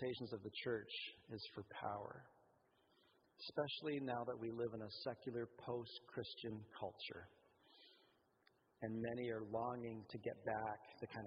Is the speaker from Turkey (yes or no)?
no; Canada; we're Canadian